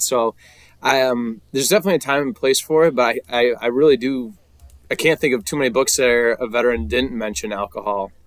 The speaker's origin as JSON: {"language": "English", "country": "United States", "said": "most of us Americans"}